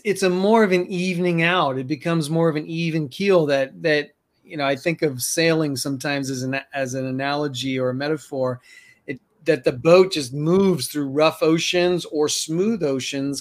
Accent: New York City, New York, United States; now in Colorado, United States; I'm from New York City

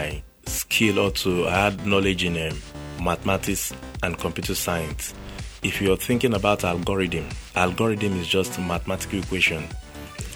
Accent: Lagos, Nigeria; also born or lived in Port Harcourt; where I grew up in Ajegunle, there was nothing like tech then

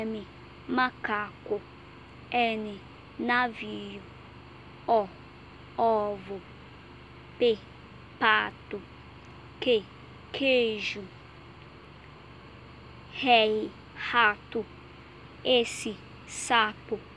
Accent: Nigeria; Portuguese is a second language; moved away; sou da Nigéria, eu tenho 20 anos, eu falo inglês e estudando português.

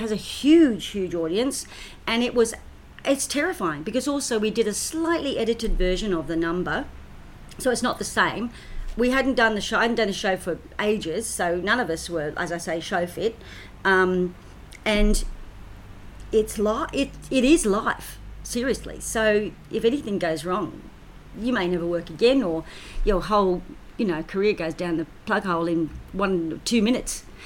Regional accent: Australia; also born or lived in United Kingdom; came to Australia when I was four and a half. So, and of course, I'm an Australian citizen.

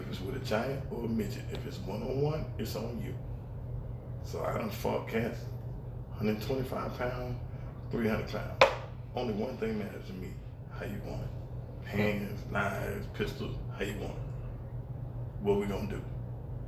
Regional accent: Decatur, Georgia, United States; I'm from Decatur, Georgia.

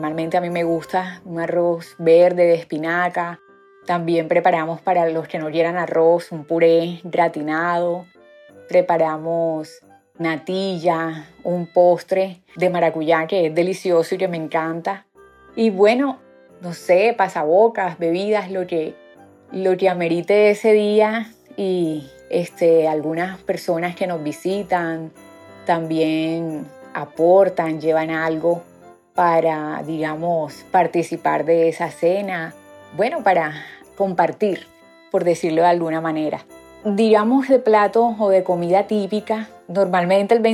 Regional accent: Barranquilla, Atlántico, Colombia; vivo en la ciudad de Barranquilla, soy barranquillera

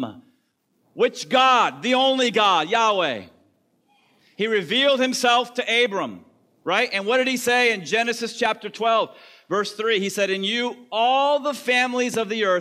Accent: the South, United States; I'm from the South

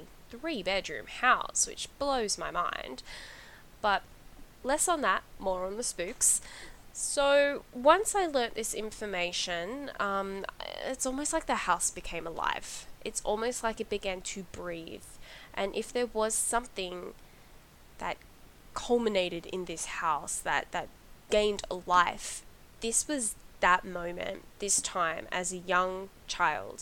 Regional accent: Australia; I grew up in Australia

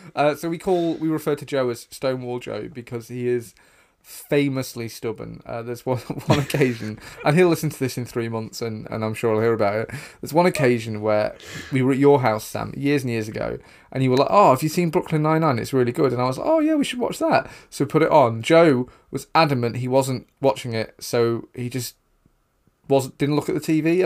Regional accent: the north of England, United Kingdom; two white guys from the north of England

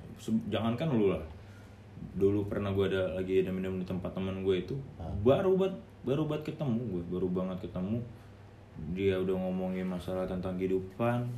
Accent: Balige, North Sumatra, Indonesia; also born or lived in Medan; now in Jakarta, Indonesia; di S M A gua di kampung

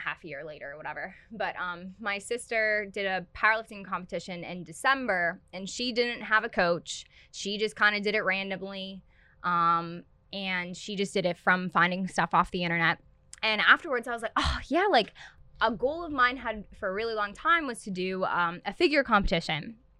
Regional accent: Pittsburgh, Pennsylvania, United States; I am originally from Pittsburgh, and then I went to high school at Ulsh, Our Lady of the Sacred Heart

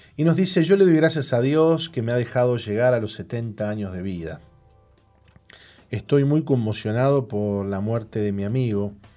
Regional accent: San Juan, Argentina; moved away as an adult; now in Uruguay; salimos de nuestra tierra en San Juan, Argentina

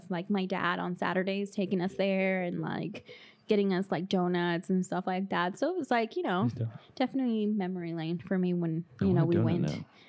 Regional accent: Los Angeles, California, United States; moved away; I'm originally from California, Los Angeles.

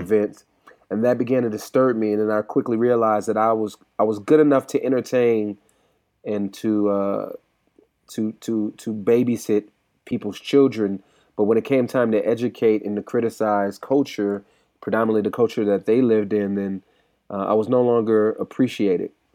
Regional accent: California, United States; I'm from California as well

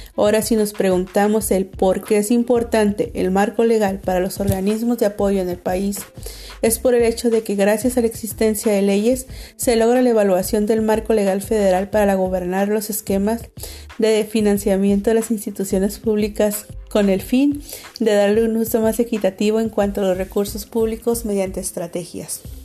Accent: Tijuana, Baja California, Mexico; Soy tijuanense de corazón

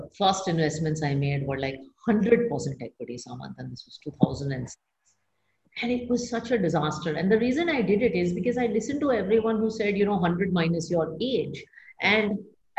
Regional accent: India; as an Indian woman

